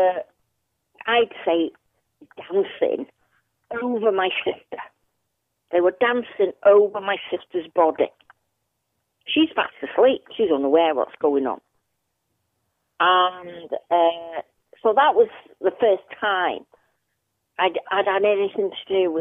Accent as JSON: {"language": "English", "town": "Manchester", "region": "North West England", "country": "United Kingdom", "tie": "born or raised there", "moved": "yes", "lives_now": "Colwyn Bay, United Kingdom", "said": "we moved there from Moston to Newton Heath"}